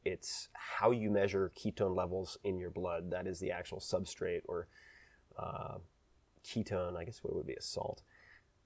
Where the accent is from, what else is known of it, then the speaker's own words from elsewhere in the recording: Long Island, New York, United States; I'm from Long Island.